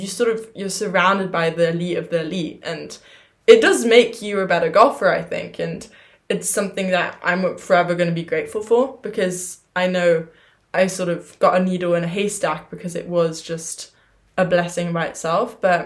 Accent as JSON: {"language": "English", "country": "Germany", "tie": "born there", "also_born_or_lived": "England", "said": "I was born in Germany, but honestly speaking, I never really, you know, yes, when you're 3, 4, your goal is to hit the ball."}